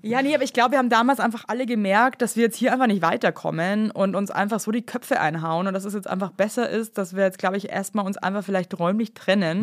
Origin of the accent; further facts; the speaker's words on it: Bavaria, Germany; als Bayer